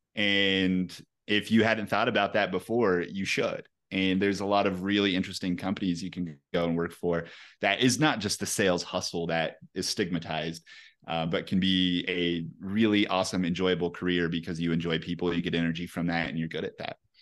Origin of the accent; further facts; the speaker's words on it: Pueblo, Colorado, United States; also born or lived in Salida, Colorado; I grew up in Colorado, um, in a town called Pueblo, Colorado, so not too far, uh, from here. But yeah, born and raised, man